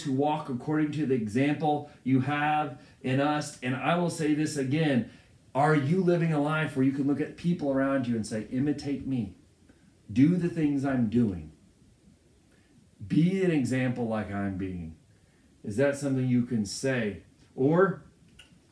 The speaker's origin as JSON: {"language": "English", "country": "United States", "said": "I'm proud to be an American"}